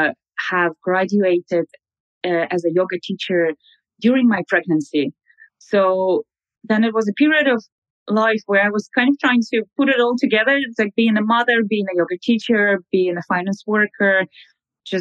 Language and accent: English; Russia; moved away as an adult; also born or lived in London; now in Dublin, Ireland; I am natively from Russia, but I've been living abroad now for 10 years. I moved to London and I moved to Dublin